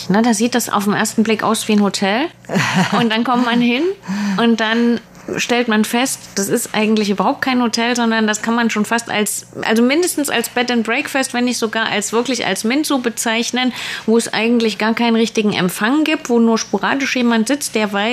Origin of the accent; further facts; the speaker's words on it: Germany; wäre das was für mich als Deutscher?